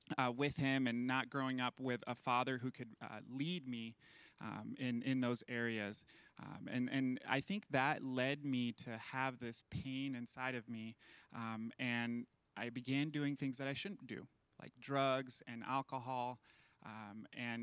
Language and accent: English; Las Vegas, Nevada, United States; also born or lived in Venezuela; my mom, my brother, and I moved from Venezuela to Las Vegas when I was 6 years old